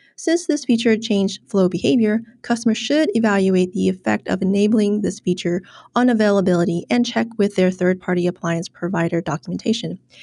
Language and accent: English; Ho Chi Minh City, Vietnam; my hometown of Ho Chi Minh City in Vietnam.